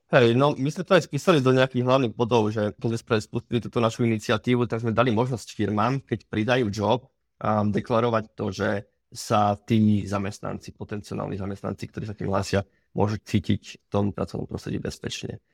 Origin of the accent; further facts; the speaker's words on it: Slovakia; u nás doma na Slovensku